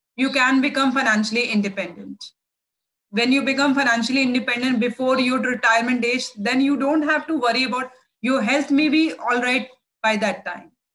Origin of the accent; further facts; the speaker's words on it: India; also born or lived in New Delhi, India; I'm from India